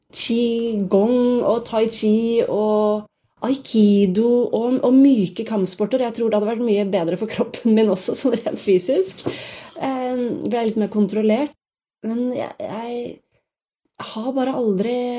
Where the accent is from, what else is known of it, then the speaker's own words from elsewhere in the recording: Bærum, Akershus, Norway; moved away; also born or lived in Oslo / Los Angeles; jeg kommer jo fra Bærum, og der begynte jeg å trene taekwondo da jeg var rundt 14 år